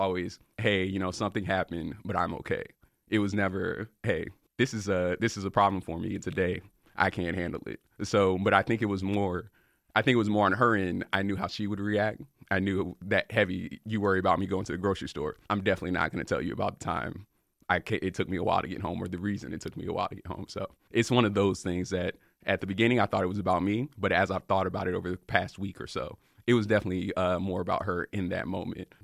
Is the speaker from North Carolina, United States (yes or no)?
yes; Raleigh, North Carolina, United States; I'm from Raleigh, North Carolina.